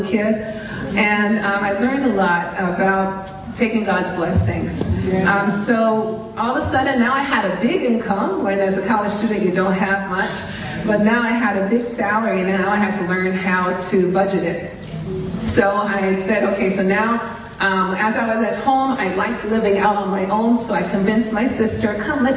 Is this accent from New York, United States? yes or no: yes; New York City, New York, United States; I grew up in Brooklyn.